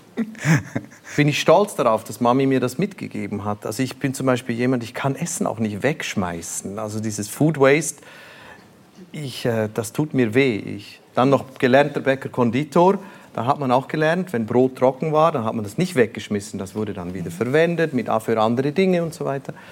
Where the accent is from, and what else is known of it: Switzerland; born or raised there